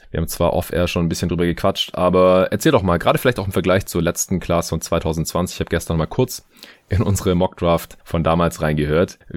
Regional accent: Stuttgart, Baden-Württemberg, Germany; now in Berlin, Germany; ich bin ab Montag drei Wochen ungefähr in meiner alten Heimat in äh, Stuttgart.

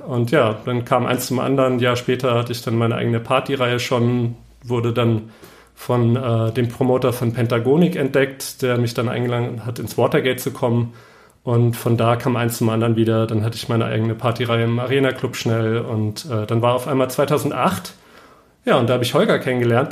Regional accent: Saarland, Germany; moved away as an adult; also born or lived in Allgäu / Stuttgart; now in Berlin, Germany; Ich komme aus dem Saarland und äh, habe dort 18 Jahre gelebt

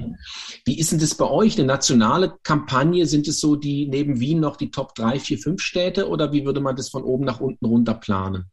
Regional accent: Germany; als Deutscher

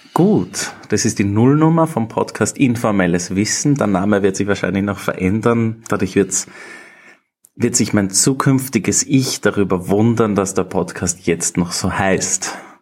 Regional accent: Upper Austria, Austria; moved away as an adult; also born or lived in London; now in Vienna, Austria; ich bin aus Oberösterreich, wohne jetzt mittlerweile seit acht Jahren in Wien, war in Oberösterreich in der Schule

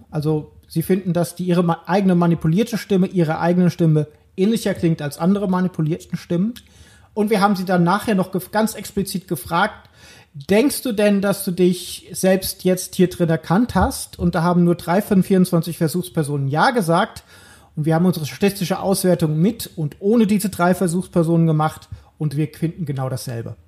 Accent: Germany; accent: German; moved away as an adult; also born or lived in Netherlands; auch nach zehn Jahren wusste nach zwei Halbsätzen jeder Niederländer, dass ich aus Deutschland bin

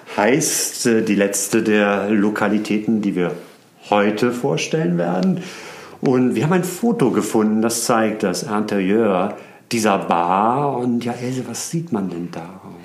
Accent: Hamburg, Germany; now in Berlin, Germany; Ich bin der gebürtige Hamburger

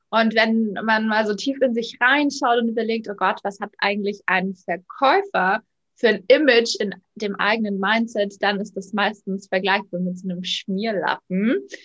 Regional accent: Munich suburbs, Bavaria, Germany; ich bin 34, ich komme aus dem Münchner Speckgürtel

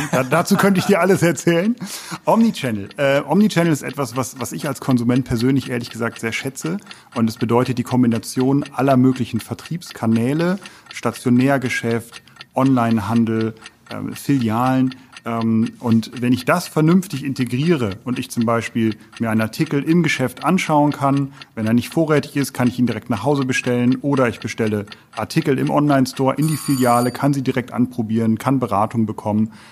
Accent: North Rhine-Westphalia, Germany; für mich als Westfale, äh, ja

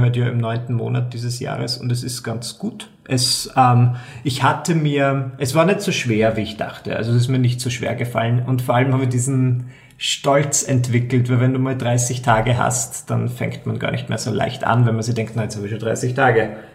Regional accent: Burgenland, Austria; also ich bin Burgenländer und ich komme so aus einer Gegend, da ist Alkohol trinken einfach so wie, keine Ahnung, wie Salz beim Essen.

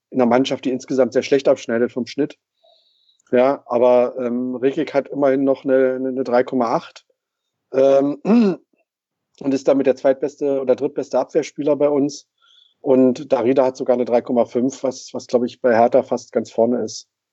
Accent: Brandenburg, Germany; als geborener Brandenburger.

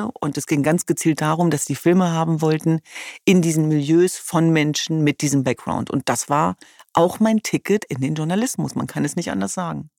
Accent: Hanover, Lower Saxony, Germany; Ich komme ja aus Hannover-Linden.

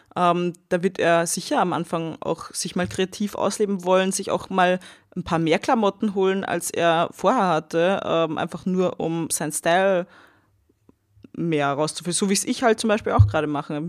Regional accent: Austria; also born or lived in Vienna; nach meinem Abi, also meiner Matura in Österreich

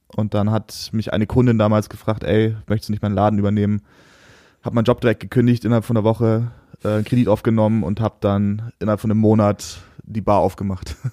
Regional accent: Oberammergau, Bavaria, Germany; moved away as an adult; also born or lived in Munich; now in Cologne, Germany; geboren in München, aufgewachsen Oberammergau, dann als Scheidungskind zurück nach München

